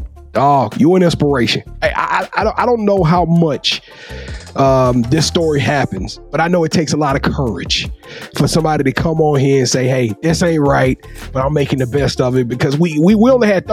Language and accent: English; Shreveport, Louisiana, United States; I'm from Shreveport